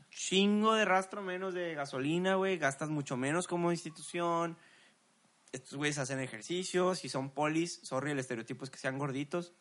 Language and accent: Spanish; Mexico; Somos mexicanos